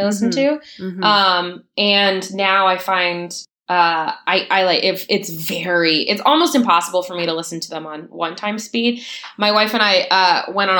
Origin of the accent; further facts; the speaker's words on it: Pennsylvania, United States; I grew up in Pennsylvania